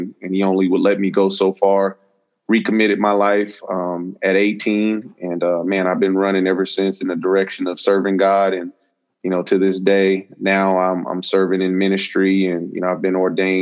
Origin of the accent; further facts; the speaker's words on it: Las Vegas, Nevada, United States; I grew up in Las Vegas, and you know, contrary to what people believe, we do live in houses and not in casinos and hotels